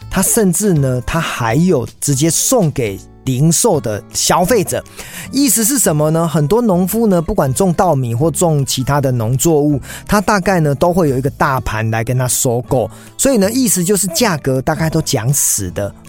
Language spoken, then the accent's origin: Chinese; Taiwan; 我在我老家的这个乡村跑步